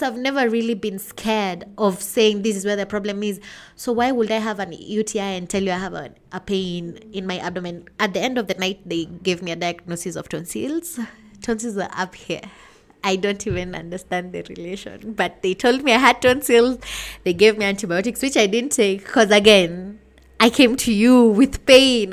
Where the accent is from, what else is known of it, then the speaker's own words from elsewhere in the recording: Limuru, Kiambu County, Kenya; I'm from Limuru, Kenya.